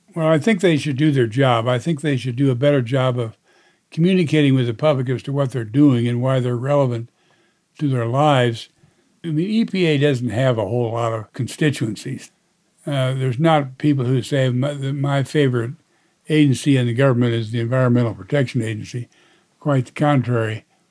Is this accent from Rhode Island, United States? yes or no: no; Indiana, United States; my home state of Indiana